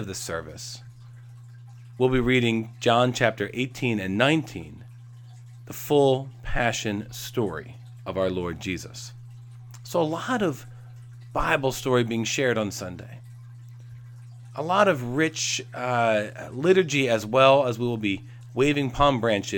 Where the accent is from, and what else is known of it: United States